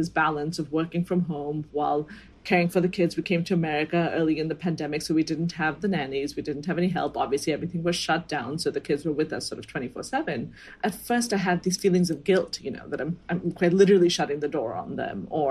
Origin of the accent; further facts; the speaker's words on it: India; as an Indian woman